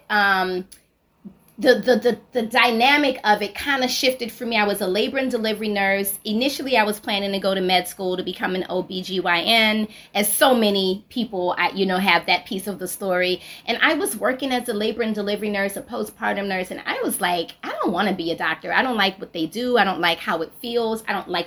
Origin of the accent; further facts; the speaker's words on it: New Orleans, Louisiana, United States; also born or lived in Hawaii; I was here since I was three and my family is from New Orleans.